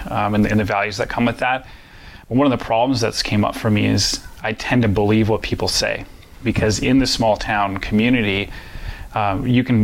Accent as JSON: {"language": "English", "region": "Midwest", "country": "United States", "tie": "born or raised there", "said": "Well, growing up in the Midwest in general, I find that there's different values that people in the Midwest have"}